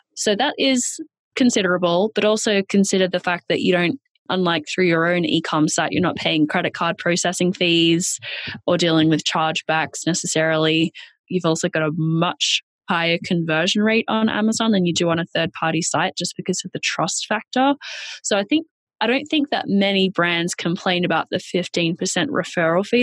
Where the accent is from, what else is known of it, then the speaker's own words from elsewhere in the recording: Australia; accent: Australian; moved away as an adult; now in New York, United States; I'm Australian. That's where the accent is from.